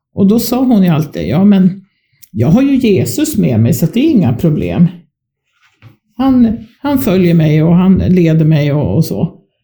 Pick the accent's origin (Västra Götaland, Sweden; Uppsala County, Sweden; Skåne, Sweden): Uppsala County, Sweden; Uppsala; moved away; also born or lived in Skåne; Där växte jag upp. Um, inte mina allra första små år, men från det jag var fyra år eh, så bodde jag